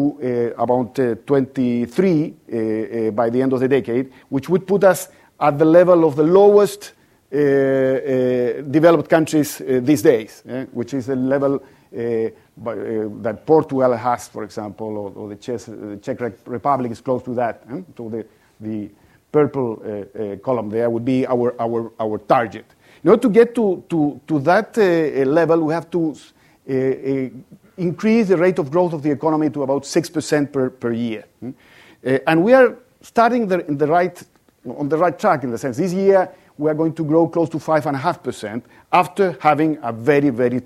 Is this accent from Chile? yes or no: yes; Chile; I come from Chile